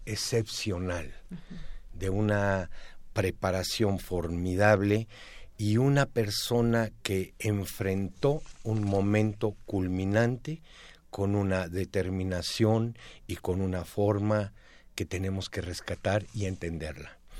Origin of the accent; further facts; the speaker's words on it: Mexico; como mexicanos